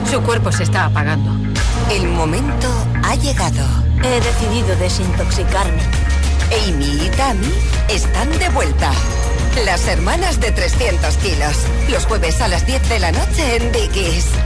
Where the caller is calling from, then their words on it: Leganés, Community of Madrid, Spain; de Leganés y voy de camino al instituto.